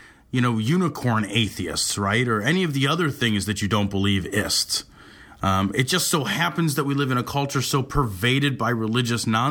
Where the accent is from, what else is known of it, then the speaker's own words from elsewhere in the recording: United States; I'm American